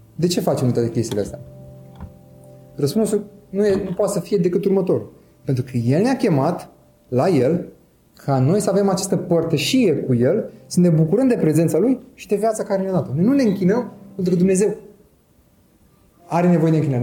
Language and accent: Romanian; Romania; Eu sunt român